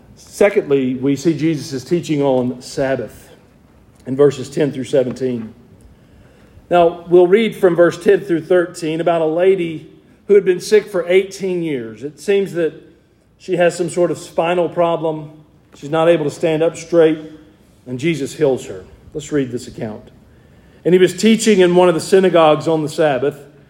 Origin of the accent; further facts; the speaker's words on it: Georgia, United States; I'm from Georgia